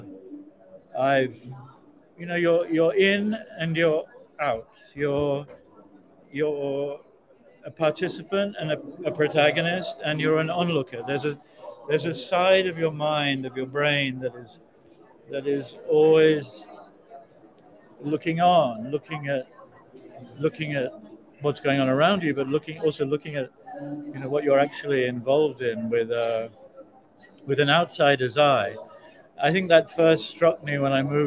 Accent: South Africa; also born or lived in United Kingdom; now in United States; I come from South Africa. I mean, I spent my entire childhood and adolescence listening to my relatives

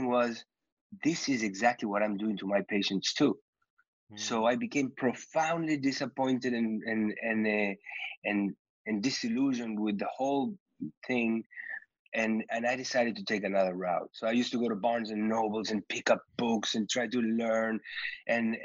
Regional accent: Uruguay; moved away as an adult; also born or lived in New York; I was born and raised in Uruguay

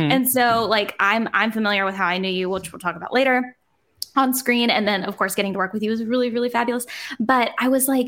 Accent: New Jersey, United States; I come from New Jersey

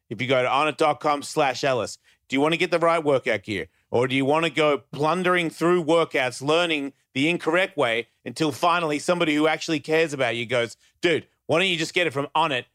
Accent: Australia; now in United States; I was born in Australia

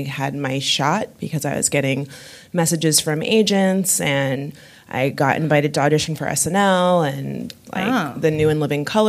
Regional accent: West Palm Beach, Florida, United States; also born or lived in Miami, Florida; growing up in West Palm Beach, Florida

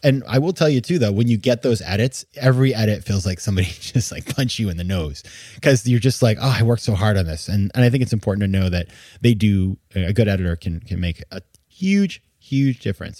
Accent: Maine, United States; I had been writing a column for my hometown newspaper in Maine

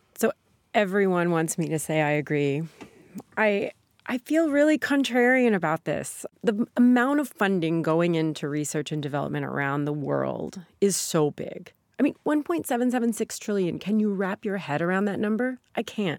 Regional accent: Sikeston, Missouri, United States; moved away; my hometown, Sikeston, trucking is the main industry there

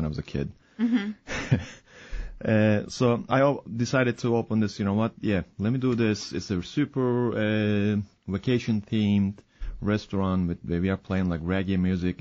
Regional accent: Istanbul, Turkey; now in United States; I'm from Istanbul, Turkey, where I grew up by the water, literally, eating fresh fish pretty much every day

